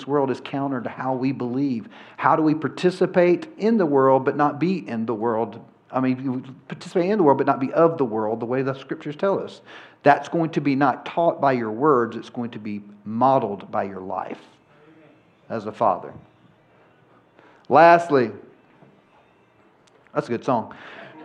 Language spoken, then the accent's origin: English; Georgia, United States; I'm from Georgia